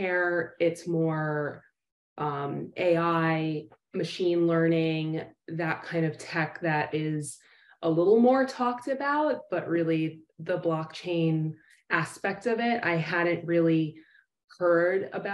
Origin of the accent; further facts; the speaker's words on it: New York City, New York, United States; moved away as an adult; now in Florida, United States; I am born and raised in New York City, where I trained